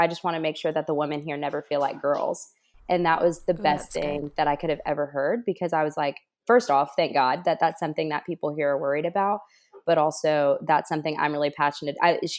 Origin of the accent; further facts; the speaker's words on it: Alabama, United States; now in Washington, United States; people here, Alabama, that I'm from Alabama, because that's what I claim, because that's where my parents are. That's where my loved ones are. And that's my home.